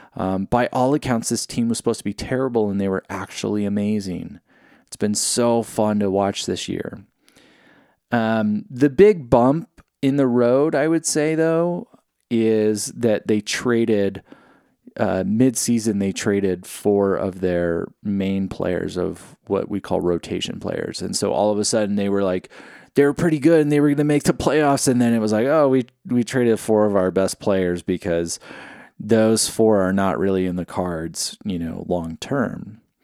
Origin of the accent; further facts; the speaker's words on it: California, United States; when I grew up in California